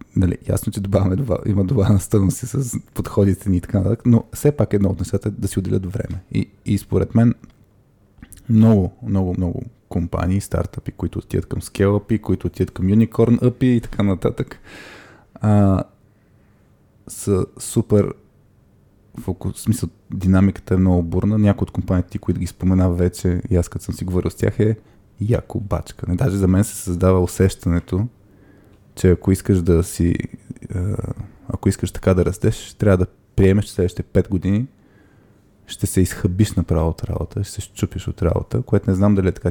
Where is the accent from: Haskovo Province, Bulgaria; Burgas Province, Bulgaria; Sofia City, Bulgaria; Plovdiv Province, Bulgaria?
Burgas Province, Bulgaria; Burgas; moved away; Аз съм от Бургас